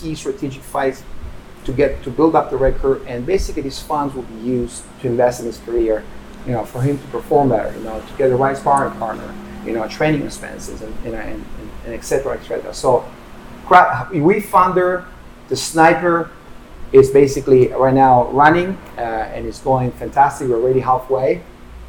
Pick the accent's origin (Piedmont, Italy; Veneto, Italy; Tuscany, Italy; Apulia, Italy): Piedmont, Italy; Turin; moved away; Torino Collection, which is my hometown. That's the name of my hometown.